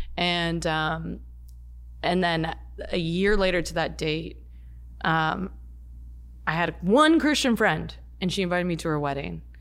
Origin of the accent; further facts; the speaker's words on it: Toronto, Ontario, Canada; moved away as an adult; now in Los Angeles, United States; I'm from Toronto